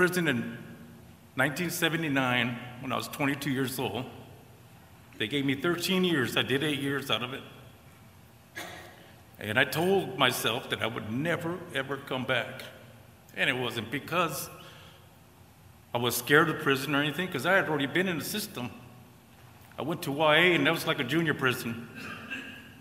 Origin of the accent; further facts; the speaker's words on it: California, United States; moved away; I'm from California originally, born and raised in California with a normal family